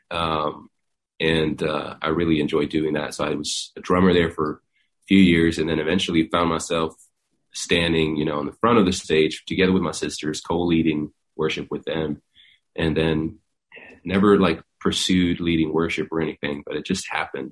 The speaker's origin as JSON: {"language": "English", "country": "Sweden", "tie": "born or raised there", "also_born_or_lived": "Iceland", "moved": "yes", "lives_now": "Nashville, United States", "said": "I was born in Iceland and um, grew up in Sweden"}